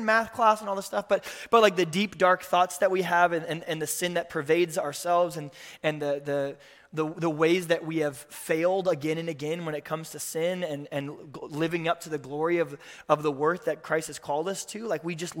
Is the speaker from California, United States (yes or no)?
no; Tulsa, Oklahoma, United States; I grew up in the Midwest. My dad was a Lutheran pastor in Tulsa, Oklahoma